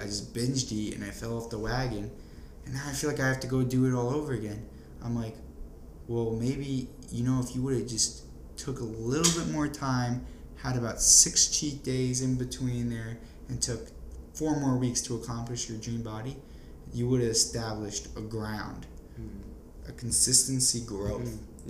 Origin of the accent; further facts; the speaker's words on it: New Jersey, United States; moved away; also born or lived in Florida; being from New Jersey